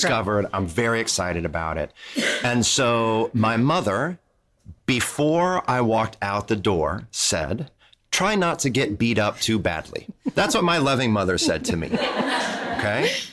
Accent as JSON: {"language": "English", "town": "Toledo", "region": "Ohio", "country": "United States", "tie": "born or raised there", "moved": "yes", "said": "I grew up in Toledo, Ohio, which is very close to Detroit."}